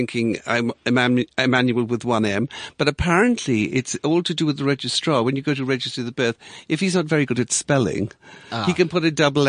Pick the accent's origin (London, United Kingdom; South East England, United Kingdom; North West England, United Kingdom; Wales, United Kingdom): Wales, United Kingdom; I'm Welsh through and through, but people think I'm from Israel or Spain or wherever.